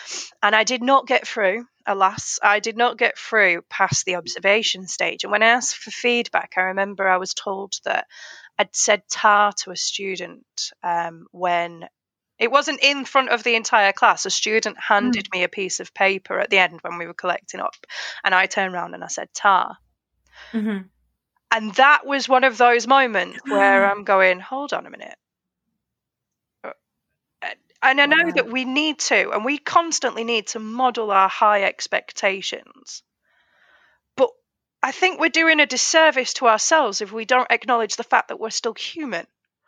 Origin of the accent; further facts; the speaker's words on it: North West England, United Kingdom; accent: Oldham; I've accepted that my accent is quite a mix. But when I am, like, in the car, for example, when there are certain moments, it goes very Oldham.